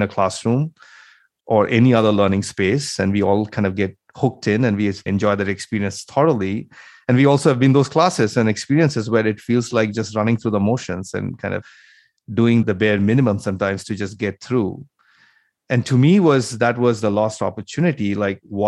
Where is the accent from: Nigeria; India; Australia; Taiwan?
India; moved away as an adult; now in United States; I grew up in India, then I came to the US, did my master's, and then worked in the industry for about 10 years